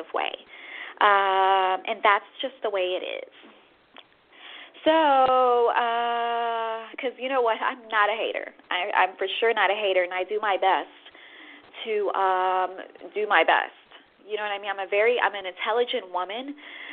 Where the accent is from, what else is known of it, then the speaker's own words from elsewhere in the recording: Chicago, Illinois, United States; I'm from the Midwest, Chicago